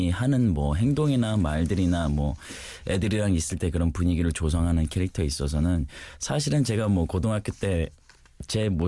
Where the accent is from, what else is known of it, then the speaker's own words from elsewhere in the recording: New York, United States; moved away as an adult; now in South Korea; 이민을 가서 네, 미국에서 네, 사, 미국 뉴욕에서 있다가 22살 때 혼자 이제 연기자의 꿈을 아, 가지고